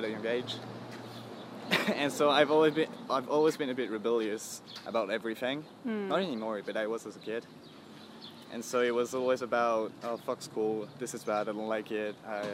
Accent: France; English is a second language

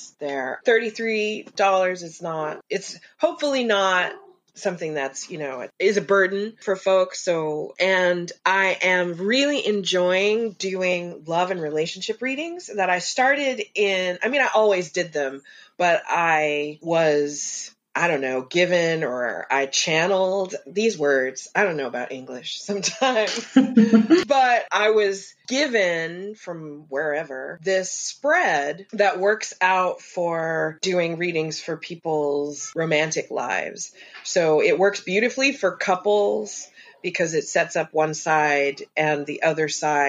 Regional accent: Kansas, United States; I'm from Kansas.

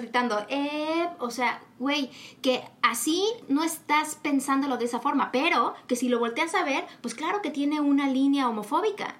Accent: Mexico; nosotros como latinos, eh, mexicanos, nosotros en México

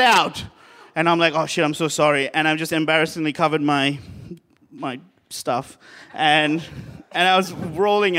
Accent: Sri Lanka; moved away; I am from Sri Lanka

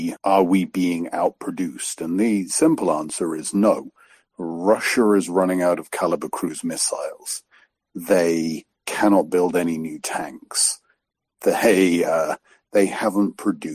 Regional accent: United Kingdom; moved away; I'm British

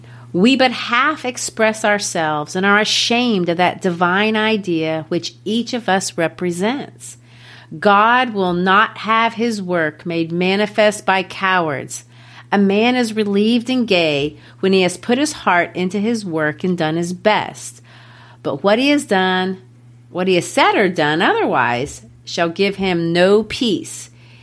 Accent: Brazil; I've shared it before that I grew up in Brazil. Well, in Brazil, I was the only white girl in my community.

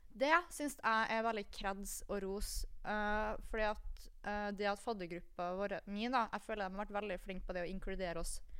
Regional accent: Kristiansund, Møre og Romsdal, Norway; moved away as an adult; now in Trondheim, Norway; jeg kommer jo fra Kristiansund

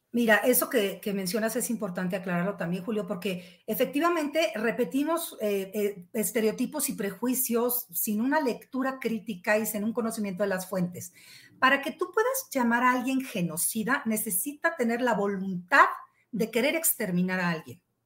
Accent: Mexico; somos mexicanos

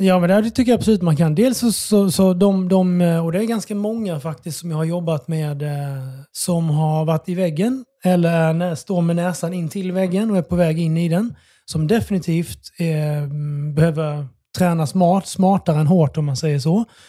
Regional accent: Bromölla, Skåne, Sweden; moved away as an adult; also born or lived in Oslo, Norway / Melbourne, Australia; now in Stockholm, Sweden; Jag är från Skåne

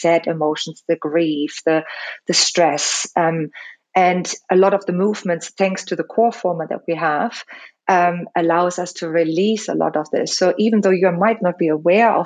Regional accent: Germany; English is a second language; moved away as an adult; also born or lived in Los Angeles, United States; now in London, United Kingdom; I'm also like German. So English is my second language.

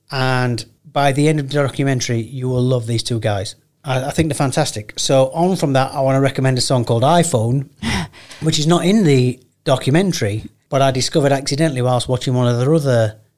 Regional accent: United Kingdom; I'm too British for it.

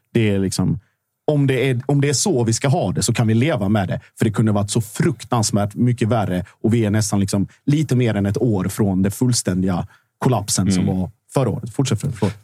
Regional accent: Sweden; jag är född i Sverige

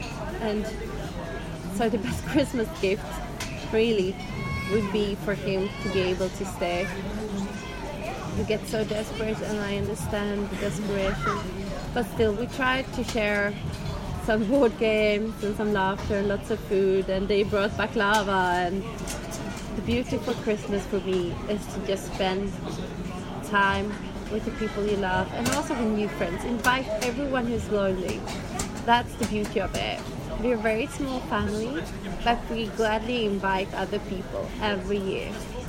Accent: Småland, Sweden; accent: Smålandska; now in Dalarna, Sweden; I realized that I am very confused with my accent. Living up in Dalarna, I have been starting to speak a different accent, so I sound more like Dalkulla. And then some words are still Smålandska with the accent down south.

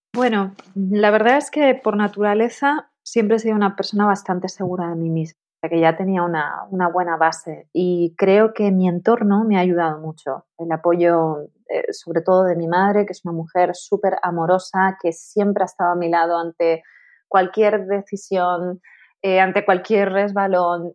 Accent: Tenerife, Canary Islands, Spain; moved away as an adult; also born or lived in Madrid; me mudé a Madrid porque yo soy de Tenerife

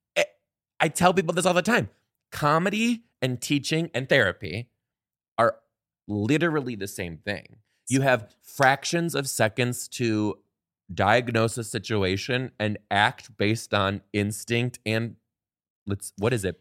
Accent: Detroit, Michigan, United States; I am originally from Detroit, Michigan, born in Detroit, Michigan, raised in the outskirts

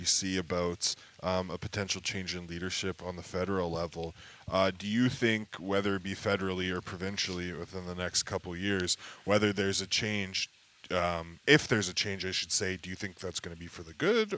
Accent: Edmonton, Alberta, Canada; moved away as an adult; also born or lived in Lloydminster; now in Fort St. John, Canada; I'm from Edmonton, born and raised from Edmonton.

